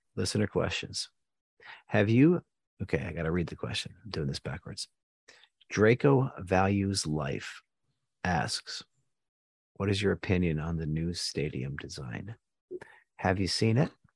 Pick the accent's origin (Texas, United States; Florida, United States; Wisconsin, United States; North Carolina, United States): Texas, United States; Houston; we're from Houston